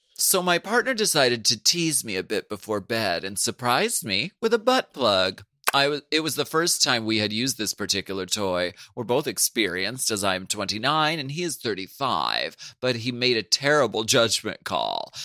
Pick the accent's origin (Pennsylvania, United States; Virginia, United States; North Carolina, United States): Pennsylvania, United States; Erie; moved away; when I did the show in Erie, Pennsylvania, my hometown